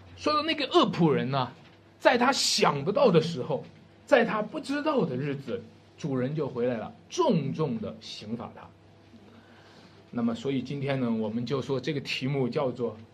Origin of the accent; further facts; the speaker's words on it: Wenshui, Shanxi, China; 文水啊是我家乡